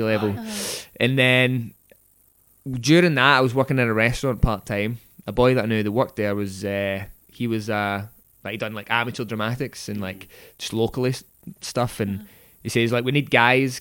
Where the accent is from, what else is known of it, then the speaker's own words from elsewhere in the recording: Port Glasgow, Scotland, United Kingdom; I'm from Port Glasgow, so like drama just was not on the agenda there